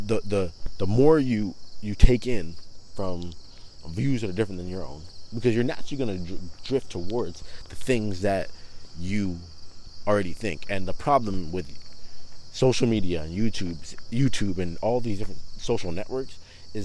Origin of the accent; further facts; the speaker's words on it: Toronto, Ontario, Canada; growing up in Toronto, I was around a lot of people who were Muslim